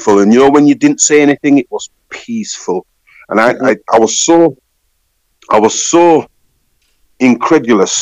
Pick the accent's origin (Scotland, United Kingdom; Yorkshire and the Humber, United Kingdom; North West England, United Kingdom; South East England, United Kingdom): Yorkshire and the Humber, United Kingdom; Leeds; also born or lived in Sheffield